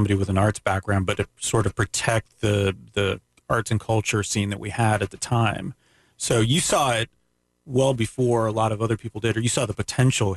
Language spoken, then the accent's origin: English; Canada; being Canadian